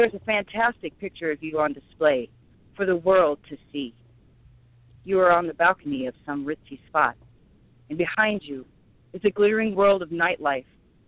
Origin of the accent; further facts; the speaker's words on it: Casper, Wyoming, United States; also born or lived in Milwaukee, Wisconsin; Casper, if you want to call it a city, compared to, like, Milwaukee. But, yes, that's where I'm from